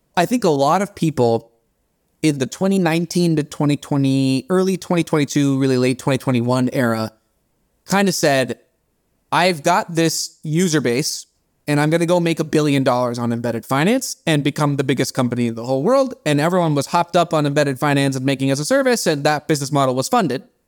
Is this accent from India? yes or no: yes; India; first language Bengali; English is a second language; moved away; I'm Indian